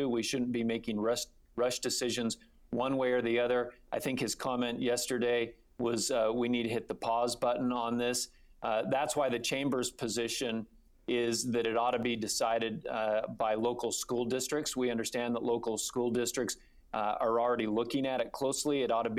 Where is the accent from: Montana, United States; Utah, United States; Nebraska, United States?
Utah, United States; Provo; also born or lived in Salt Lake City; I'm a native of Provo. I grew up in Provo, so that's my hometown. And I'm also a resident of Salt Lake City